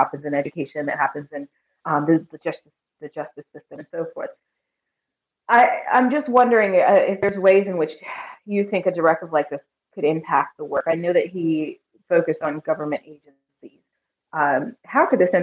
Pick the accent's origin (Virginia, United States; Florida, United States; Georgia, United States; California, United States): California, United States; moved away; I was born and raised in California, so that's my home, my original first home